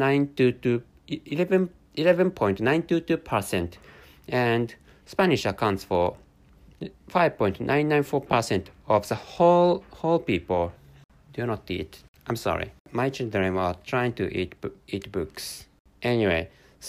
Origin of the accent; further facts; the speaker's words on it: Japan; first language Japanese; English is a second language; my mother tongue is Japanese, and I live in Japan.